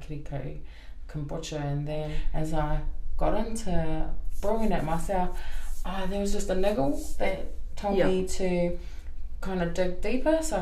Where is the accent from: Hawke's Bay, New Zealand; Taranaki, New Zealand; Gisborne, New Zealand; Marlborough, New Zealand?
Gisborne, New Zealand; also born or lived in Hamilton (Kirikiriroa); now in Hamilton, New Zealand; no Tūranga Nui a ki wā ahau engari enoho ana ki Kirikiriroa I nāinei